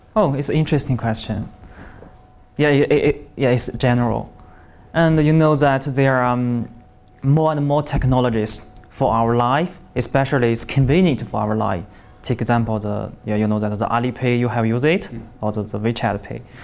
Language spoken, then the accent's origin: English; Shandong, China; English is a second language; moved away; also born or lived in Shaanxi; I was born in Shandong Province, Shandong uh, province. Uh, East Province of China